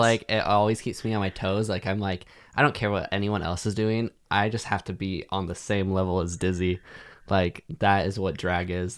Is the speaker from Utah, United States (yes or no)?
no; Montana, United States; moved away; everyone in my hometown getting married and having kids